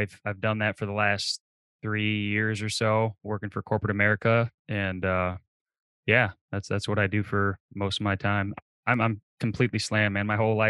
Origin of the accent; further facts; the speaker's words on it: Michigan, United States; So, I mean, I grew up in Michigan.